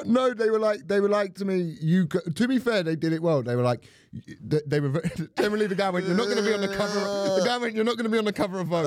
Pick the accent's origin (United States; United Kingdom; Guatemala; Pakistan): United Kingdom; Croydon, London; I'm from South London